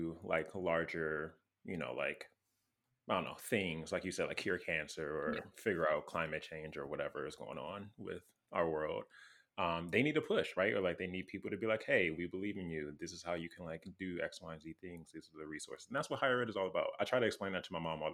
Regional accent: Wisconsin, United States; I'm from Wisconsin

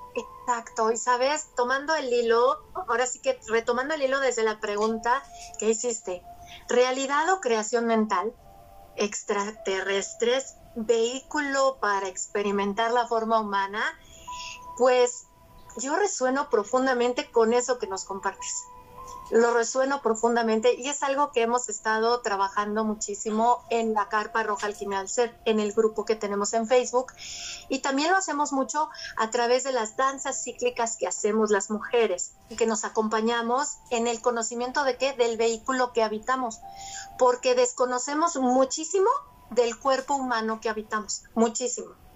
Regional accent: Mexico; ya nací en México

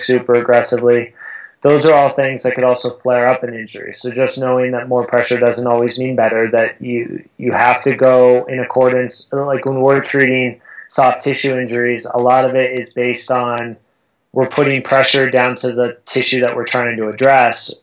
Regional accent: Southern California, United States; moved away as an adult; now in Boulder, United States; I grew up in Southern California

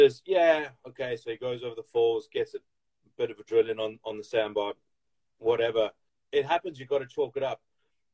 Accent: Durban, KwaZulu-Natal, South Africa; I grew up in Durban at North Beach

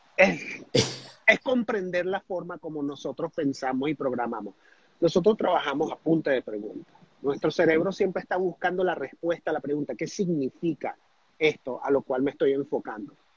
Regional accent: Venezuela; also born or lived in United States; yo me crié en Estados Unidos, me regresé a Venezuela, me retrasaron el tercer grado

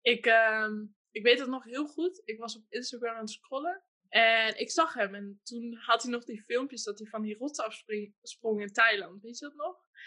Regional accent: Hengelo, Overijssel, Netherlands; also born or lived in Amsterdam; Ik ben eh, geboren in Amsterdam. Toen ik drie was, zijn mijn moeder en ik naar Hengelo verhuisd. Ik ben alleen opgegroeid met mijn moeder. Mijn vader heeft besloten om voor de geboorte weg te gaan. Eh, ik ben in Hengelo opgegroeid

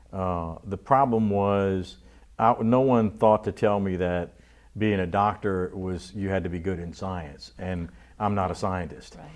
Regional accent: Abbeville, Louisiana, United States; also born or lived in Houma; we moved to Abbeville when I was a year and a half old

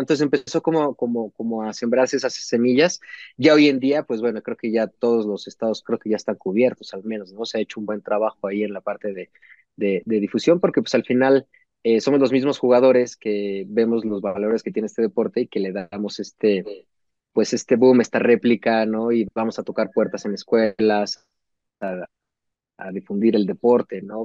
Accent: Mexico; como jugador mexicano

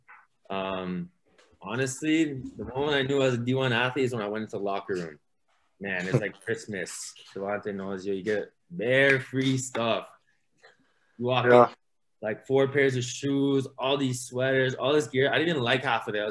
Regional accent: Mississauga, Ontario, Canada; also born or lived in Romania

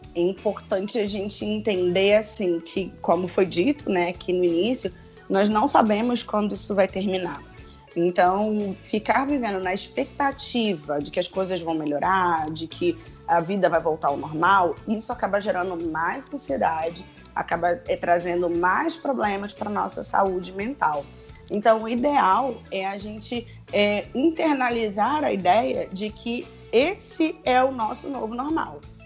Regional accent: Rio de Janeiro, Brazil; aqui onde eu moro mais ainda, né? sou carioca

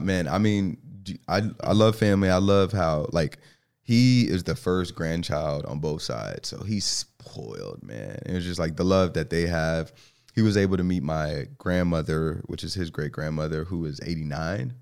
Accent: New York City, New York, United States; now in Charlotte, United States; I grew up in New York, um, so the Bronx

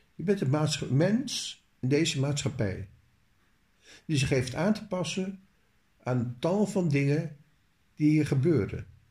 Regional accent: Netherlands; als Nederlander

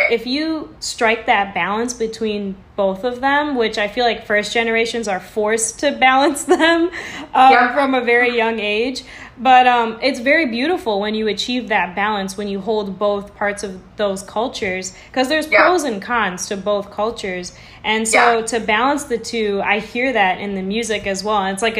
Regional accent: United States; because we are first generation. So we were raised in America and Western culture, but then we were also raised by immigrants that came from India.

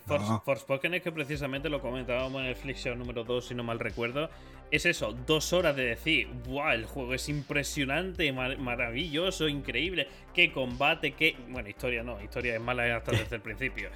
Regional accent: Spain; nosotros en España

